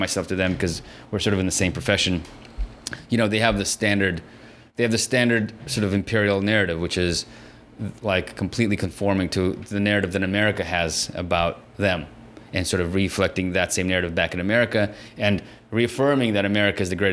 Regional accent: San Francisco, California, United States; also born or lived in Soviet Union; I grew up in San Francisco where... It's a very immigrant heavy city

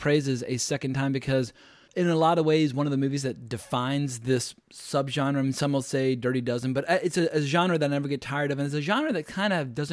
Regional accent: the South, United States; I grew up in the South in the United States

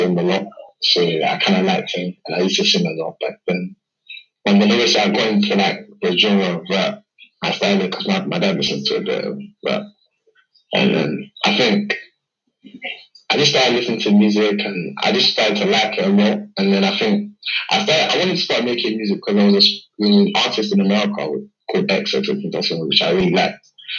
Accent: London, United Kingdom; I'm a musician from London, East London, and I'm speaking to you guys from the UK.

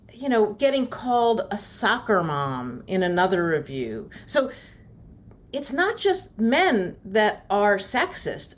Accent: Maryland, United States; I grew up in Maryland

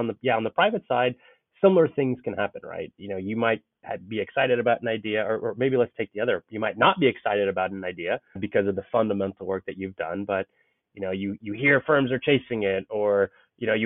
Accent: Bay Area, Silicon Valley, California, United States; born or raised there

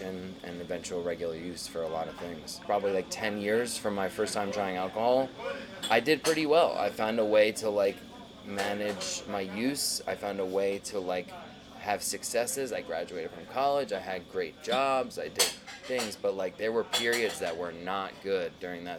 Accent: New York City, New York, United States; I was born in Brooklyn

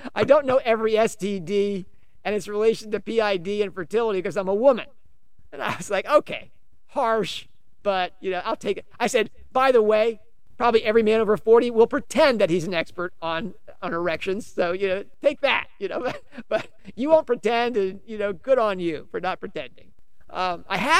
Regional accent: United States; I'm an American

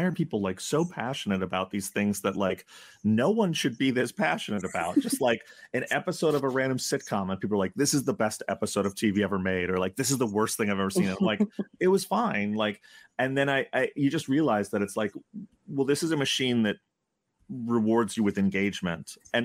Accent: New York, United States; we're from New York

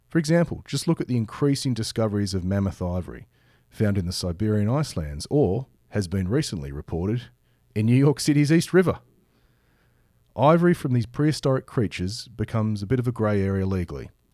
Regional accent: Australia; my home country of Australia

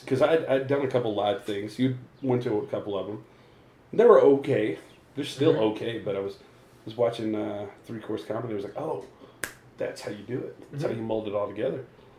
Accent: Colorado Springs, Colorado, United States; we come from the Springs. You know, that's not where I was born, but I lived there for 12 years, my formative years.

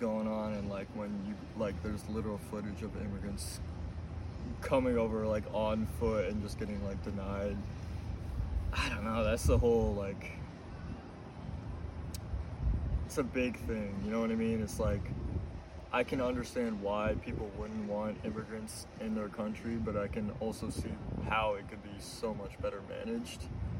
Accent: United States; since I grew up here, I kind of feel like I am American. I guess, like, the Bosnian mm-hmm. American is, like, the right term.

